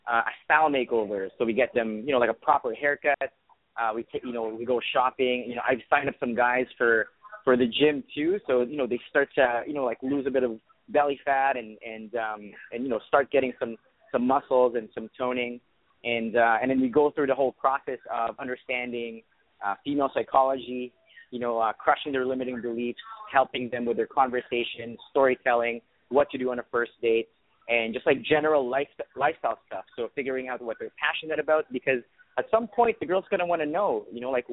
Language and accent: English; Saudi Arabia; English is a second language; moved away as an adult; also born or lived in Philippines; now in Canada; I was born in the Philippines, but I grew up in Saudi Arabia. So I was raised in the Middle East